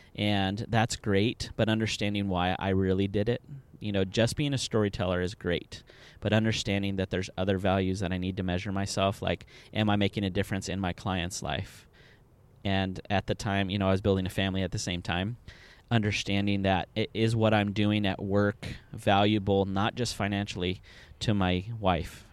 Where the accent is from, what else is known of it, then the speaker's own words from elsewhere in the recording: Southern California, United States; moved away as an adult; now in Indianapolis, United States; originally, I am from Southern California